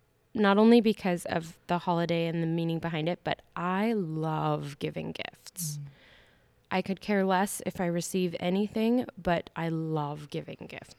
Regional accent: White Sulphur Springs, Montana, United States; born or raised there

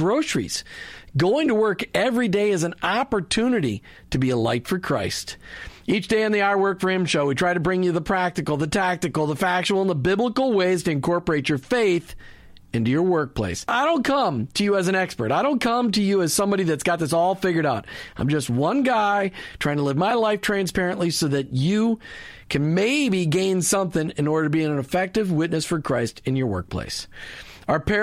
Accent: Minnesota, United States; now in Florida, United States; I'm from Minnesota, so I miss the cold and the snow.

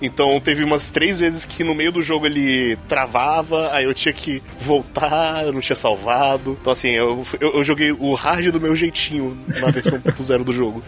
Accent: Brazil; sou brasileiro

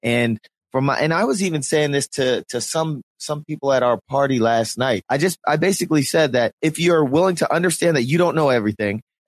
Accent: Philadelphia, Pennsylvania, United States; we're from Philly

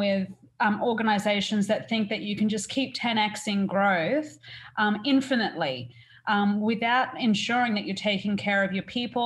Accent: Burringbar, New South Wales, Australia; moved away as an adult; now in Vancouver, Canada; I'm an Australian. I come from just south of the Gold Coast, a little tiny town called Burringbar

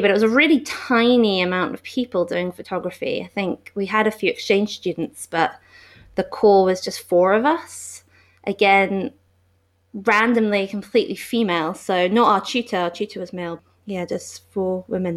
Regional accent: London, United Kingdom; moved away as an adult; also born or lived in Glasgow, Scotland; I am from London, and I'm back in London now, but I lived in Glasgow for eight years as well, in Scotland.

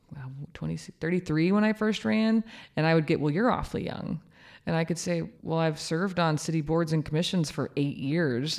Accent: Kansas, United States; now in Norman, United States; I'm from Kansas.

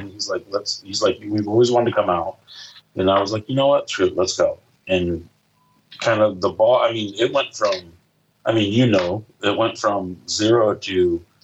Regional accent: Indianapolis, Indiana, United States; you know, that's what a lot of people are like, where are you from? I'm like, Indianapolis, Indiana.

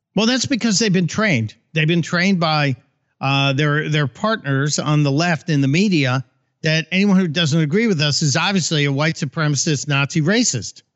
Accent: Chicago, Illinois, United States; I grew up in Chicago where, you know, you vote early and often

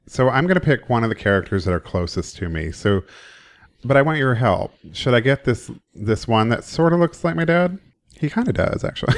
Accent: Oklahoma, United States; moved away; I grew up in Oklahoma, public school education

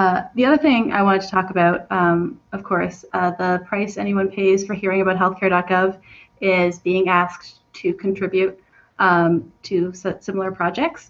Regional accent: Canada; I'm from Canada

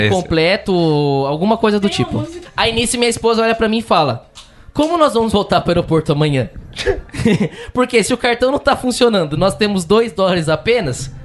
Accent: Brazil; a gente é do Brasil

